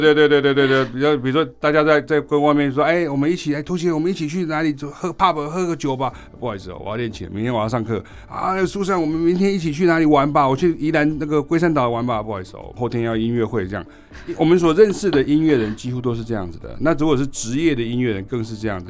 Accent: Chiayi County, Taiwan; 我是来自南部乡下，我是嘉义的一个乡下

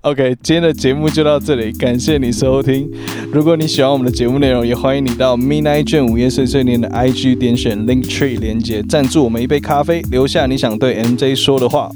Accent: Taipei, Taiwan; 我们台北人很习惯使用那种就是礼貌式的道别，道别语

